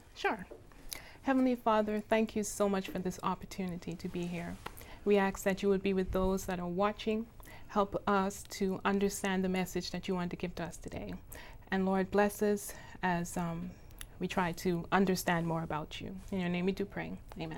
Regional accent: Bahamas; moved away; I am from the Bahamas

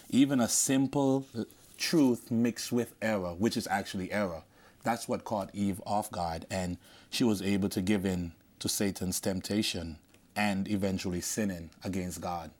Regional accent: Antigua & Barbuda; moved away; I'm from Antigua

